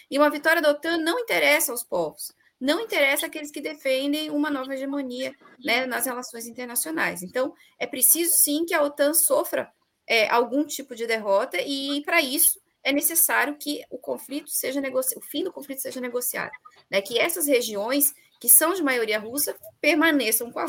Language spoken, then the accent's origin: Portuguese; Brazil; nós somos brasileiros.